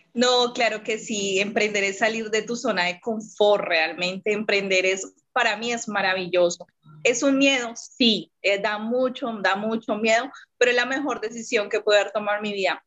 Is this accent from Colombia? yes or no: yes; Bogotá, Colombia; now in Neiva, Colombia; soy de acá de Colombia, eh, soy realmente de la capital de Bogotá, pero en ese momento estoy viviendo en una ciudad que se llama Neiva